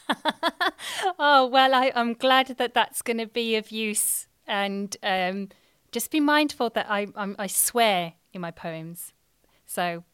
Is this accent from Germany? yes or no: no; England, United Kingdom; I'm British Indian